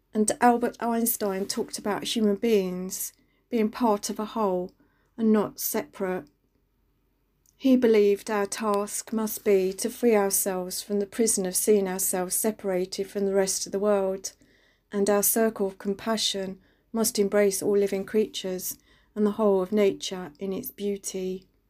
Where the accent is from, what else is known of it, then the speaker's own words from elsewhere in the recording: London, United Kingdom; moved away as an adult; I grew up in East London and only recently became a country girl